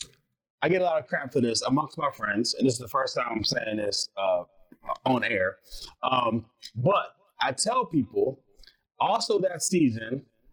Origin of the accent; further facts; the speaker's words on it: Philadelphia, Pennsylvania, United States; moved away; I come from Philly, and the sports writers are a little bit different there, right?